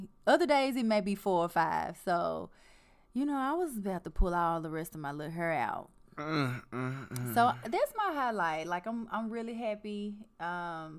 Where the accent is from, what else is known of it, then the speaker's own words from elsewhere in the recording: Memphis, Tennessee, United States; accent: southern twang; moved away as an adult; now in Los Angeles, United States; we're originally from Tennessee.